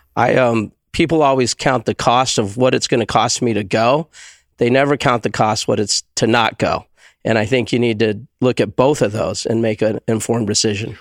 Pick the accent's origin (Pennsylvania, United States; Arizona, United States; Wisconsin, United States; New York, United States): Arizona, United States; Tucson; moved away as an adult; now in Prescott, United States; I'm a desert rat. I'm from Tucson